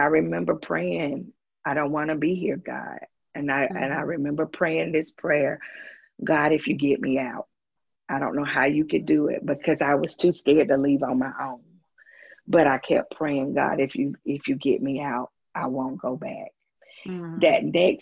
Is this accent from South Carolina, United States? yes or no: yes; Greenwood, South Carolina, United States; moved away as an adult; now in Greenville, United States; Greenwood is my hometown. That's where I was born and raised.